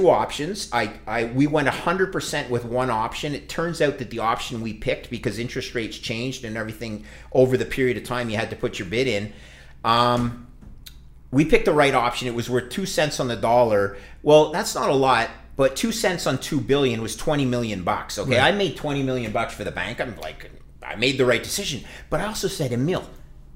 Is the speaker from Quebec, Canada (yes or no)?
yes; Montreal, Quebec, Canada; I actually returned to Montreal, which was my hometown